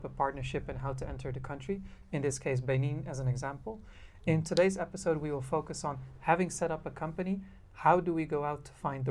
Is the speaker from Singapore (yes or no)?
no; Netherlands; now in Japan; I'm from the Netherlands